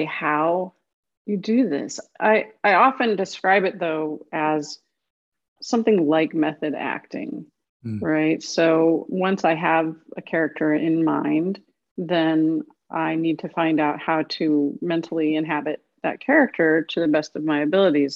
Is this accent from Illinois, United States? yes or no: yes; Illinois, United States; also born or lived in Duluth, Minnesota; now in US South; I grew up in Illinois